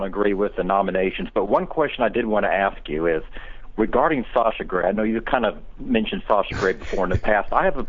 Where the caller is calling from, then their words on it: Tampa, Florida, United States; calling from Tampa, Florida.